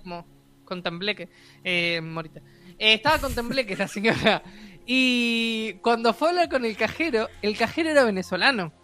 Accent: Uruguay; estamos en Uruguay

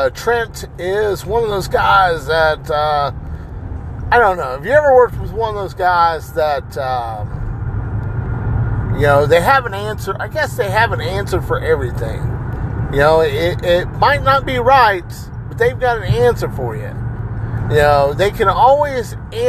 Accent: United States; I'm Hispanic and Native American, okay? I'm American. I was born here in the United States.

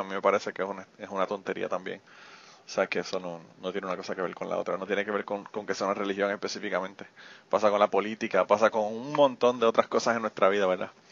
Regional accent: Utuado, Puerto Rico; moved away; yo soy de Utuado

